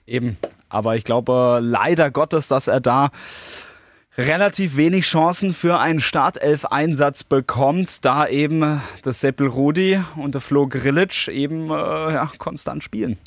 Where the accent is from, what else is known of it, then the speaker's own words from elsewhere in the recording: Worms, Rhineland-Palatinate, Germany; für mich als äh, gebürtiger Wormser